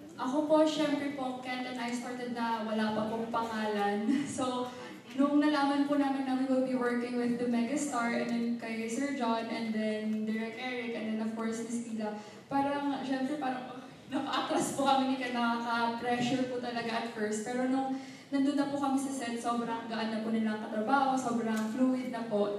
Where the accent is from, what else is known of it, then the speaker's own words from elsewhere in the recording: Tacloban, Eastern Visayas, Philippines; accent: Waray-Waray; first language Waray-Waray; Tagalog is a second language; mga Bisaya po kami from Tacloban, later, Uh, meron po kami, ano, may, uh, may, may dialect po kami na waray-waray. So, it's hard speaking Tagalog.